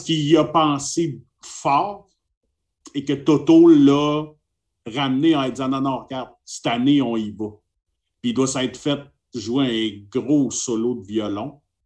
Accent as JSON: {"language": "French", "town": "Montreal", "region": "Quebec", "country": "Canada", "said": "je viens de Montréal, euh, au Québec"}